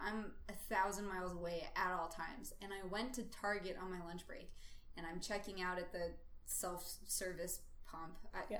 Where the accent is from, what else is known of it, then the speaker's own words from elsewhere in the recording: United States; I'm American